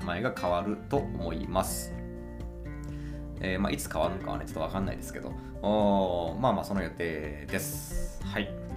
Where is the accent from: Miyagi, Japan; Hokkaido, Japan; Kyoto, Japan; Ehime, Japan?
Ehime, Japan; Imabari; 今治市私の地元ですね